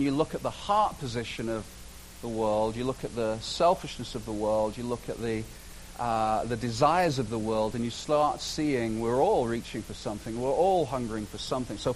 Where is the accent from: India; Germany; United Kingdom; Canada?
Canada; and I'm Canadian, so don't give me a hard time.